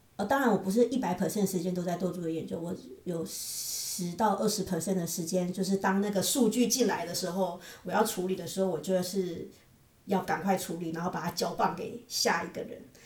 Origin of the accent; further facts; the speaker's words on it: Taiwan; moved away as an adult; also born or lived in Kaohsiung, Taiwan; now in United States; 现在你还要工作，所以我们留在这里，那退休了我们就回台湾